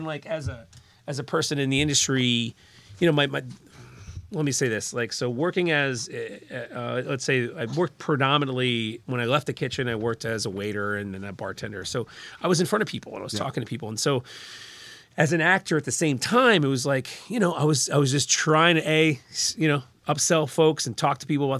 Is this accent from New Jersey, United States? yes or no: yes; Little Silver, New Jersey, United States; also born or lived in Red Bank; I grew up in Little Silver. We lived there till the early 90s, and family made their way to Red